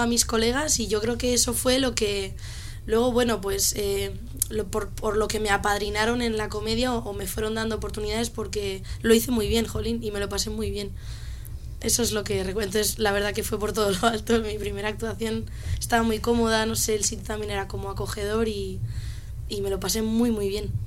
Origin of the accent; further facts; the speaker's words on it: Extremadura, Spain; now in Madrid, Spain; en mi pueblito de Extremadura